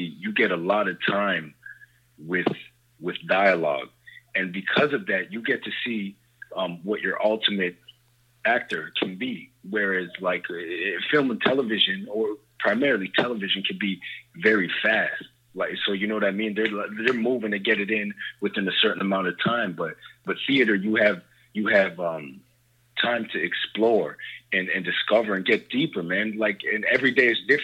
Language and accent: English; Toronto, Ontario, Canada; I'm actually from Toronto, so I live from Canada